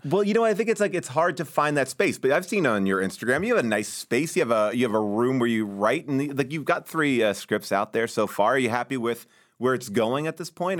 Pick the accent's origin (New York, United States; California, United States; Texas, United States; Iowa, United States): New York, United States; Long Island; now in Los Angeles, United States; where I grew up in Long Island